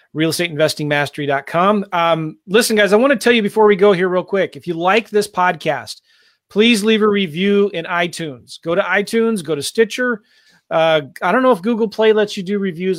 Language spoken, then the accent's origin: English; San Diego, California, United States; also born or lived in Iowa; now in St. Louis, United States; I live in Saint Louis, right? But, you know, I was raised in San Diego